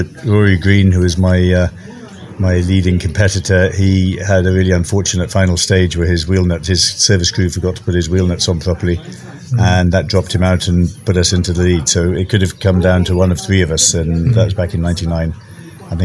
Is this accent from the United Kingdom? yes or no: yes; Wales, United Kingdom; moved away as an adult; also born or lived in Germany; now in Kenya; I'm from Wales originally. I left Wales when I was 18, went to Germany, spent 10 years there